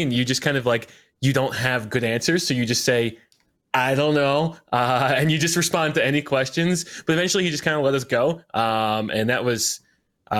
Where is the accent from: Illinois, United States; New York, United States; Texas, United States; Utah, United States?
New York, United States; I grew up in New York